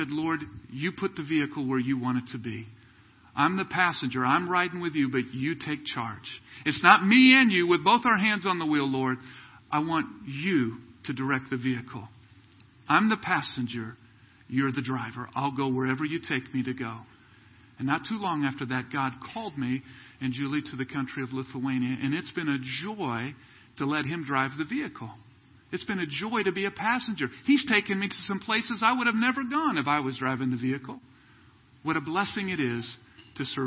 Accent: Kansas City, United States; moved away as an adult; also born or lived in Southern California / Ukraine; I was from Kansas City here. We moved out when we were first married.

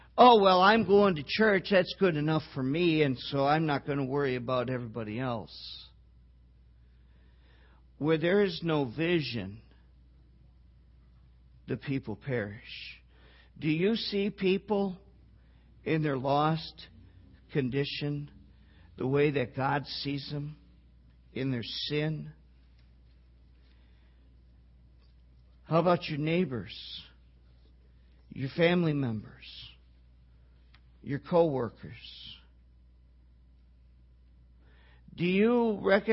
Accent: Wisconsin, United States; I grew up in Wisconsin, okay? I even grew up on a dairy farm

